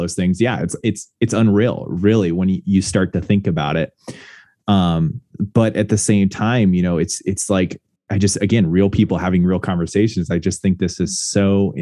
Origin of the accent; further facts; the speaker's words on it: United States; being an American